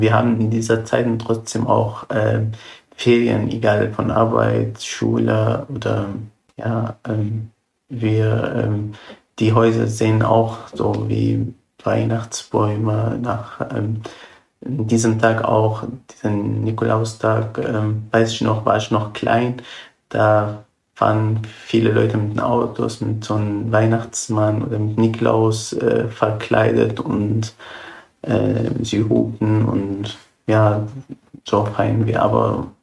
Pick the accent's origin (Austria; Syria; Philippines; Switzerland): Syria; German is a second language; now in Germany; ich bin zwar ja ausgewandert aus Syrien.